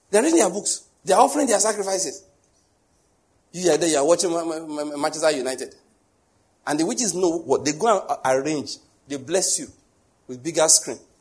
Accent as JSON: {"language": "English", "region": "Western Nigeria", "country": "Nigeria", "tie": "born or raised there", "said": "I grew up in Western Nigeria"}